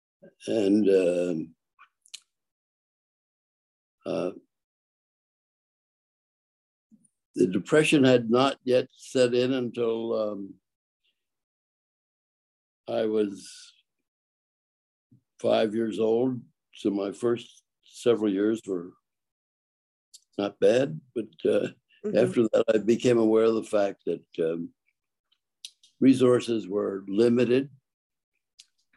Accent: Philadelphia, Pennsylvania, United States; also born or lived in Brooklyn, New York; my mother moved back to Philadelphia with me. And I spent my early years in the street learning how to survive

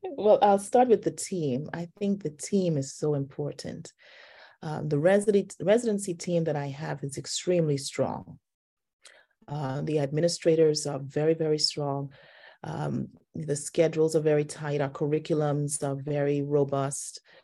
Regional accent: Nassau, New Providence, Bahamas; moved away as an adult; also born or lived in Baltimore / Southern California / Washington, D.C. / Cleveland; now in Atlanta, United States; I grew up in the islands of the Bahamas. I'm originally from Nassau

